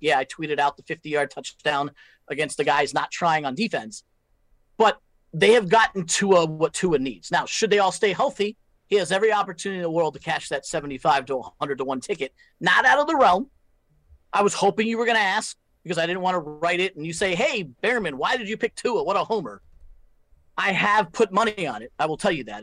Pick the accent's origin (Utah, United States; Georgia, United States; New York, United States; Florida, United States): Florida, United States; South; the season ticket holders that that I grew up with in South Florida